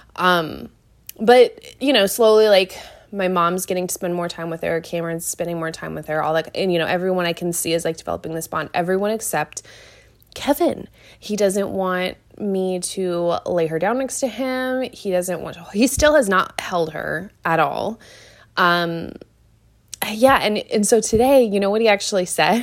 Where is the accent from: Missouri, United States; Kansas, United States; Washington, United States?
Washington, United States; Seattle; now in Wilmington, United States; I'm from Seattle